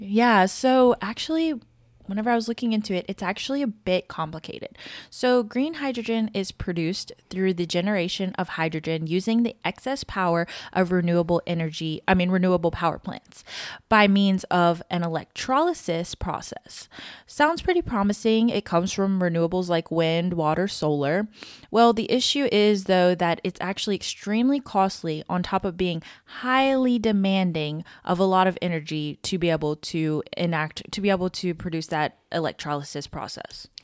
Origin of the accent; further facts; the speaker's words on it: Louisiana, United States; I'm from Louisiana